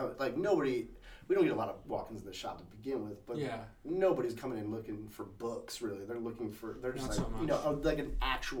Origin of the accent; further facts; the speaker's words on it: Massachusetts, United States; moved away; also born or lived in Saratoga, New York / Ballston Spa, New York / Trumbull, Connecticut; Then we moved to Connecticut to a town called Trumbull. Lived there till 8th grade. Then lived in Massachusetts. Pretty much grew up in Massachusetts.